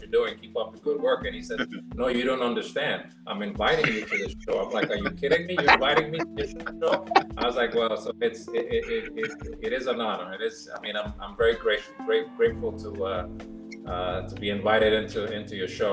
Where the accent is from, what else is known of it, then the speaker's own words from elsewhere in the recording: Panama; first language Spanish; English is a second language; moved away; also born or lived in New York; I was born in New York, but my mom and dad are from Panama. So I actually grew up in Panama